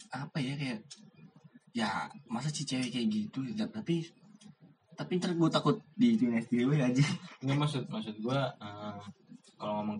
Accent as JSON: {"language": "Indonesian", "town": "East Jakarta", "region": "Jakarta", "country": "Indonesia", "said": "Kita bertiga berasal dari Jakarta Timur."}